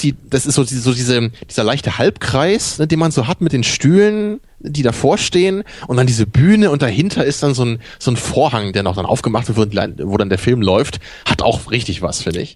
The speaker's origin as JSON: {"language": "German", "town": "Rotenburg", "region": "Lower Saxony", "country": "Germany", "tie": "born or raised there", "said": "ich bin ja in, in Rotenburg-Wimme aufgewachsen"}